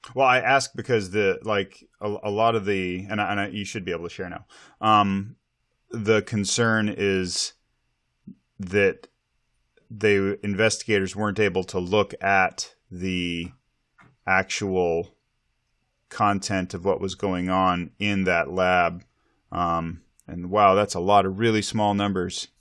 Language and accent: English; Montana, United States; now in Snohomish County, Washington, United States; growing up in Montana